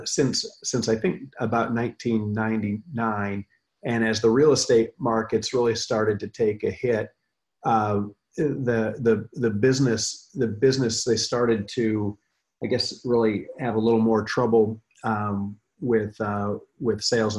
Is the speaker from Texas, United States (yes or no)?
no; Michigan, United States; I grew up in Michigan